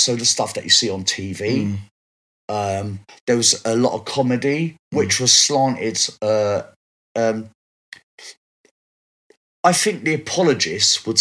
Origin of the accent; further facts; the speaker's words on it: London, United Kingdom; Bricky girl. I was born in Shakespeare Road in Brixton.